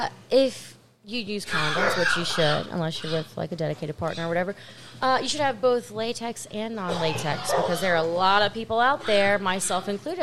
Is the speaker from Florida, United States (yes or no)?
no; West Monroe, Louisiana, United States; Growing up in West Monroe